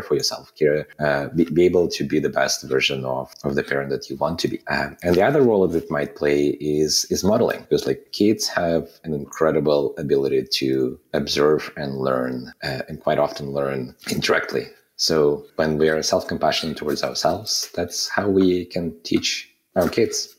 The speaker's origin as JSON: {"language": "English", "country": "Kazakhstan", "tie": "born or raised there", "also_born_or_lived": "Soviet Union", "moved": "as an adult", "lives_now": "Canada", "said": "I was born in a country that doesn't exist anymore, in the Soviet Union. And then I spent, a big portion of my formative years in Kazakhstan."}